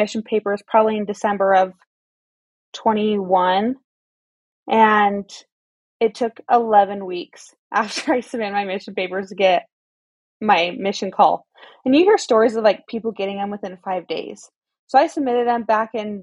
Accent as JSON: {"language": "English", "town": "Pleasant Grove", "region": "Utah", "country": "United States", "tie": "born or raised there", "said": "I was born and raised in Utah County"}